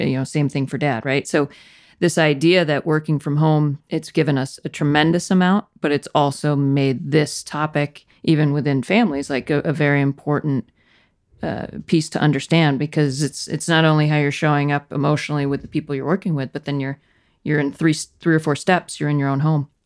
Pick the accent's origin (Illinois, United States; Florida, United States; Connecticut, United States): Connecticut, United States; Danbury; also born or lived in Clemson; I grew up in Connecticut, a town called Danbury